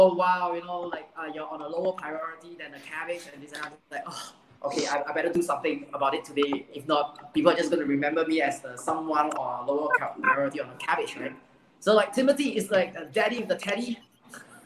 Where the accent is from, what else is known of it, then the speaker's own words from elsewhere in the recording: Singapore; I'm a true blue, born Singaporean based in Singapore